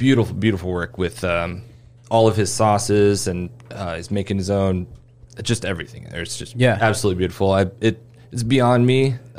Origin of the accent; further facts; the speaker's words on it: West Lafayette, Indiana, United States; moved away as an adult; now in Indianapolis, United States; I grew up in West Lafayette.